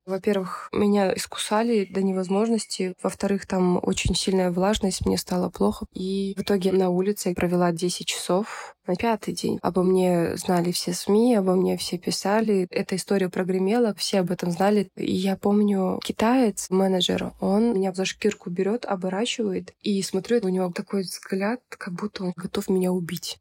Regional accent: Kyzylorda, Kyzylorda Region, Kazakhstan; Я сама из Казларды родом, южная часть Казахстана

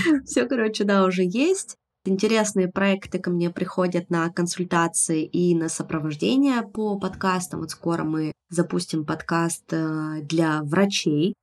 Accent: Yekaterinburg, Sverdlovsk Oblast, Russia; moved away as an adult; now in Tbilisi, Georgia; я не уехала в Петербург из Екатеринбурга

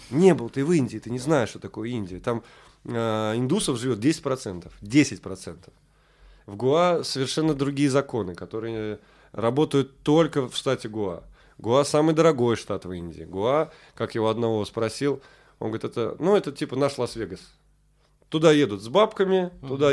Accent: Samara, Samara Oblast, Russia; now in Saint Petersburg, Russia; Я из Самары, да.

